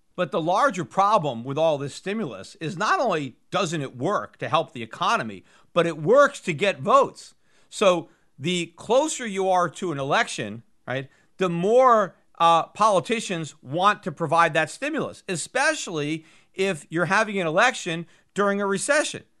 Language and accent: English; United States; as an American